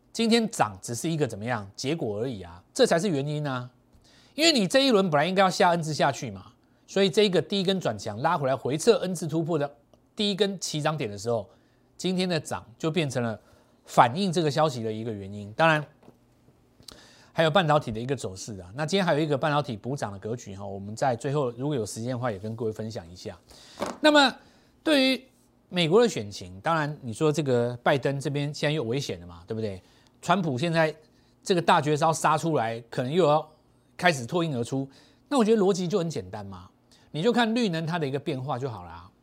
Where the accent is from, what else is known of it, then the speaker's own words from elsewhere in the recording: Taiwan; 我们台湾人是看选举长大的嘛